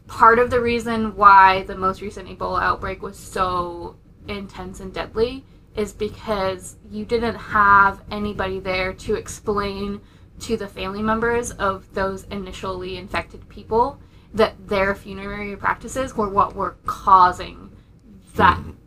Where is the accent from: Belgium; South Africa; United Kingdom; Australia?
United Kingdom; being British